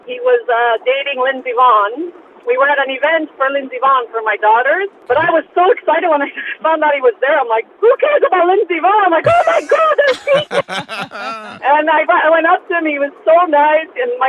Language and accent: English; Montreal, Quebec, Canada; I'm from Montreal, born and raised.